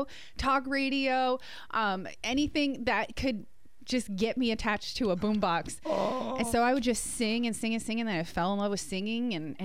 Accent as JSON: {"language": "English", "region": "New Jersey", "country": "United States", "said": "And we're from New Jersey, so everybody talks like this, you know?"}